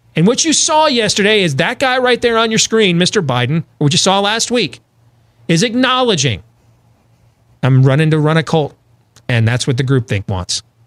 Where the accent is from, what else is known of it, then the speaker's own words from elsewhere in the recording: Iowa, United States; my home state of Iowa